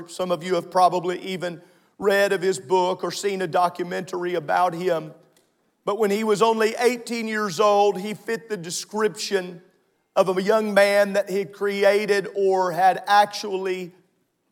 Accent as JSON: {"language": "English", "region": "Southern Illinois", "country": "United States", "tie": "born or raised there", "said": "My entire life growing up in Southern Illinois"}